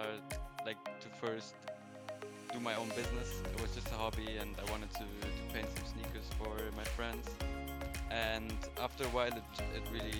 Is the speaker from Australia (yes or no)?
no; Germany; I'm from Germany